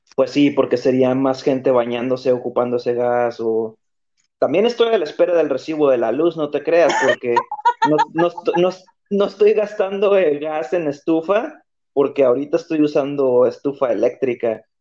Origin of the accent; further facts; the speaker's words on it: Tijuana, Baja California, Mexico; yo soy de Tijuana